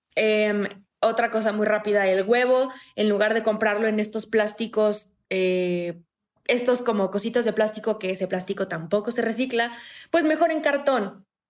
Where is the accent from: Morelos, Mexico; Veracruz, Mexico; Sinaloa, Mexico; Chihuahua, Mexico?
Morelos, Mexico; moved away as an adult; now in Mexico City, Mexico; Yo eh, soy de Morelos, me vine a la Ciudad de México a estudiar en la universidad y luego me quedé aquí